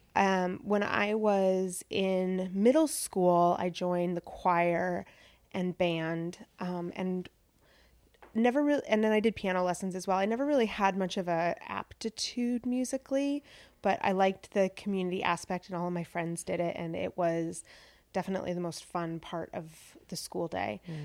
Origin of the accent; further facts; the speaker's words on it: Pasco, Washington, United States; I grew up in Pasco, Washington, which is part of the Tri-Cities in central Washington on the Columbia River.